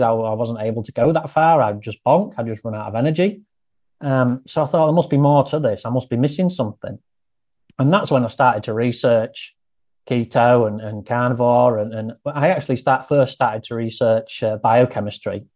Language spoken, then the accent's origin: English; Grimsby, Yorkshire and the Humber, United Kingdom; accent: northern; I grew up here and I lived here all of my life